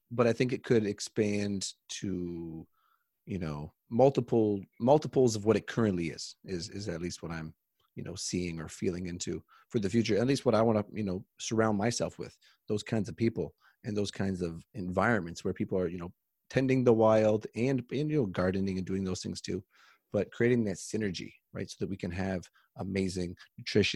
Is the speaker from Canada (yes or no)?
yes; Canada; I'm from Canada